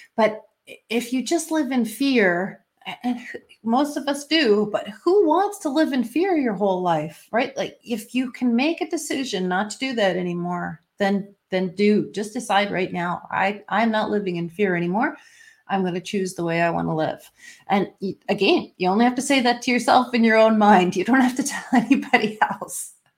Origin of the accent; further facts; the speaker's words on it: Canada; I'm Canadian